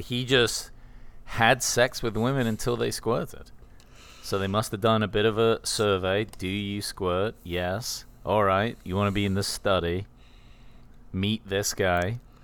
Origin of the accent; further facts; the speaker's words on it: England, United Kingdom; I'm English.